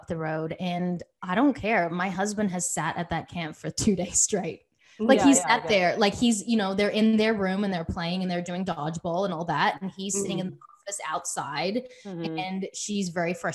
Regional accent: Australia; now in United States; I come from Australia

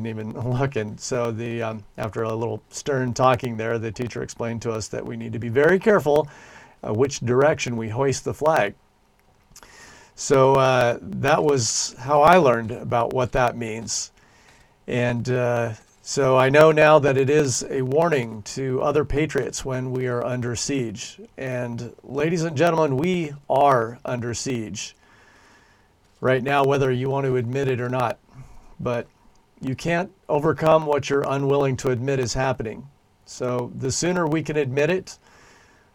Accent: United States; now in Christchurch, New Zealand; my fellow Americans back in the USA

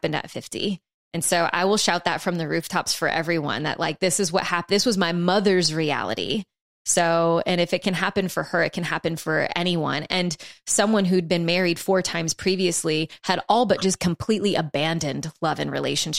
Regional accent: New Orleans, Louisiana, United States; we're from New Orleans

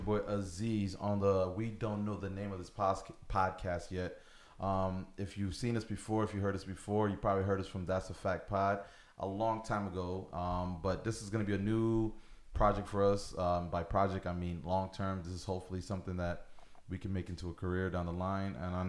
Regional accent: Buffalo, New York, United States; But again, I'm originally from Buffalo, so it's comfortable. I'm visiting for about a week.

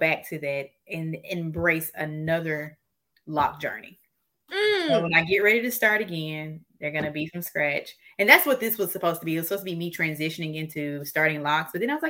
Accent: Mississippi, United States; now in Houston, United States; So I'm originally from Mississippi. I reside in Houston, Texas now.

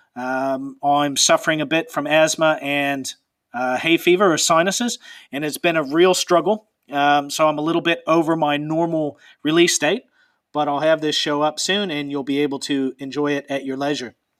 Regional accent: Pacific Northwest, United States; I'm from the Pacific Northwest

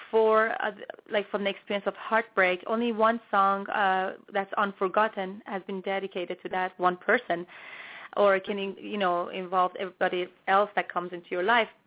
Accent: Toronto, Ontario, Canada; I grew up in Toronto, Canada, so I am a Canadian singer-songwriter.

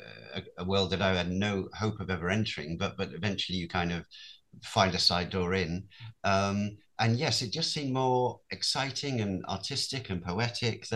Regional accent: Rhyl, Wales, United Kingdom; I grew up in North Wales in Rhyl, a small town, where not a lot of excitement happened

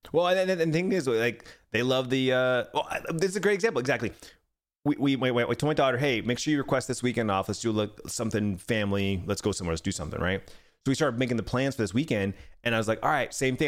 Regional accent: Arizona, United States; born and raised in Arizona

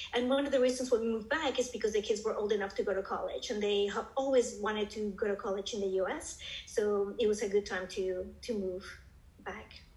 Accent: Colombia; also born or lived in United States / Singapore; now in Arizona, United States; I am, was born and raised in Colombia, South America, and then moved to the U.S.

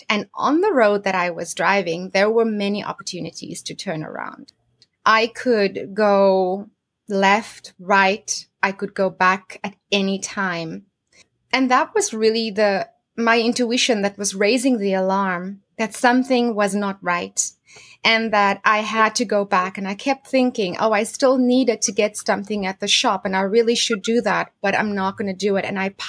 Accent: South Africa; So I grew up in South Africa, and I was born in a small town, and I grew up on a farm with my family.

